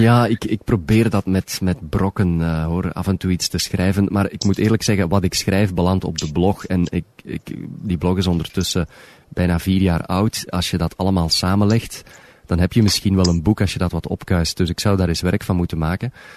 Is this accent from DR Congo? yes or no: no; Belgium; moved away as an adult; also born or lived in Moncton, Canada; now in Toronto, Canada; Ik ben nooit uit België vertrokken met slaande deuren